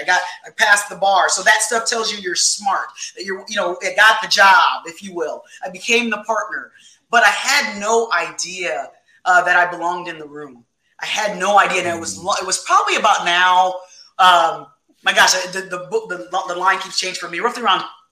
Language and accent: English; Fort Wayne, Indiana, United States; in my hometown, Fort Wayne, Indiana